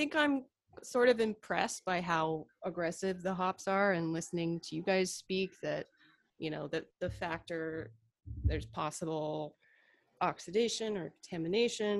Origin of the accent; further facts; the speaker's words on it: West Coast, United States; I'm from the West Coast